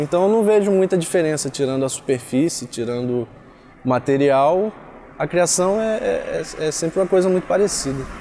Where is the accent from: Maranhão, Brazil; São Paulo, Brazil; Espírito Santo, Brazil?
Espírito Santo, Brazil; Cachoeiro de Itapemirim; moved away as an adult; now in Campos dos Goytacazes, Brazil; eu comecei em Cachoeiro de Itapimirim, Espírito Santo, que é a minha cidade natal